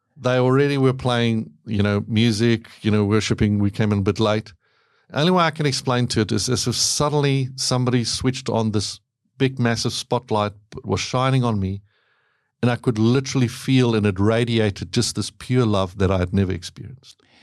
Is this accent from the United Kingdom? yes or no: no; South Africa; moved away; I grew up in South Africa.